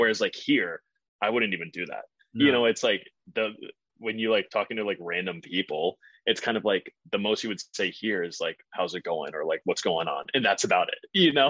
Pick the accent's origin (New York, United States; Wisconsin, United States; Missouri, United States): Missouri, United States; St. Louis; now in Boston, United States; I'm from St. Louis